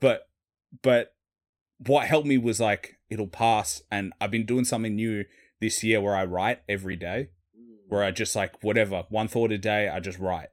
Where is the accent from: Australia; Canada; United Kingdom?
Australia; accent: city Australian; I'm Australian